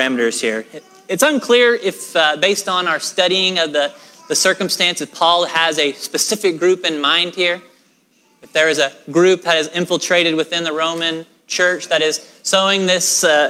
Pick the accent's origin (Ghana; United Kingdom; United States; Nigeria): United States; Oklahoma; I am a person who was born and raised in Oklahoma